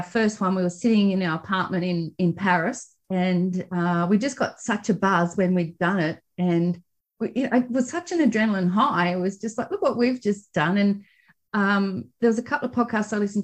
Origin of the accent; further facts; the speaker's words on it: Australia; accent: Australian; we're Australian. You can hear by our accents